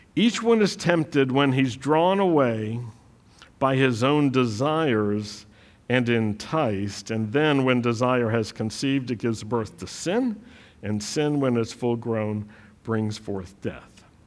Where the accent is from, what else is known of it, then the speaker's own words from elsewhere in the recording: the South, United States; accent: Southern; I, I grew up in the South